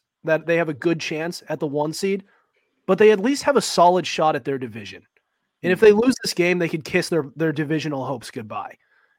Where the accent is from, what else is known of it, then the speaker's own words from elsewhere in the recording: Northeast, United States; I'm from the Northeast.